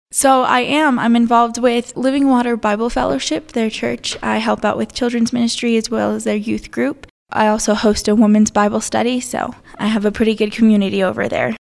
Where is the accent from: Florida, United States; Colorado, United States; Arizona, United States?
Colorado, United States; Alamosa; I am from Alamo, Samana Vista area. I was born and raised here